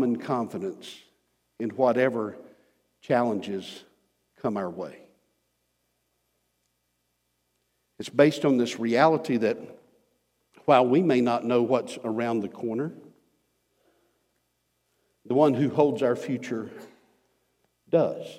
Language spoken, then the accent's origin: English; United States; us as American Christians